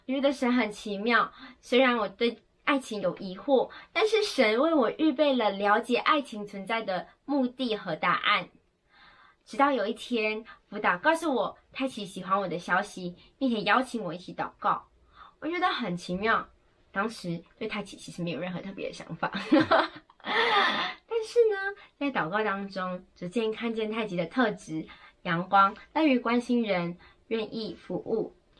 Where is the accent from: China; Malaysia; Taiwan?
Malaysia; 我是马来西亚人